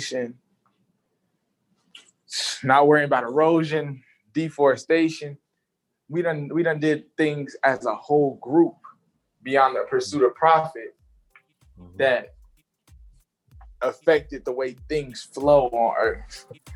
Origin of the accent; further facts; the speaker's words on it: Charlotte, North Carolina, United States; also born or lived in Lexington, South Carolina; growing up in Charlotte, I was like the city boy of my family